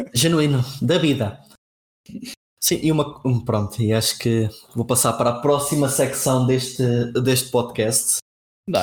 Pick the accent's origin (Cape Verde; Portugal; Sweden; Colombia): Portugal; Castelo Branco, Centro; now in Coimbra, Portugal; eu sou de Castelo Branco, é a morar em Coimbra neste momento